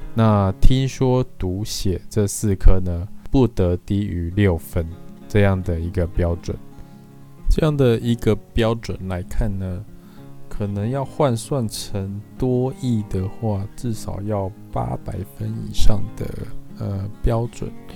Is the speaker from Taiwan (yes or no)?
yes; Taiwan; 其实会是我们台湾人的一个还蛮呃致命的弱点